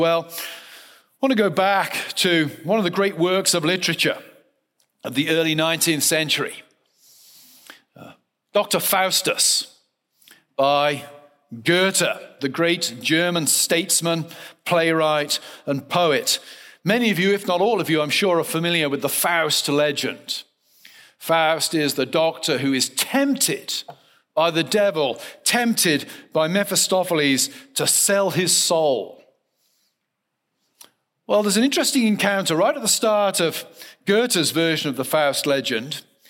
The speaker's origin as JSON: {"language": "English", "region": "South West England", "country": "United Kingdom", "tie": "born or raised there", "lives_now": "United States", "said": "I grew up in the West Country of England in a very rural context. Foxes were a common phenomenon. I now live in Western Pennsylvania"}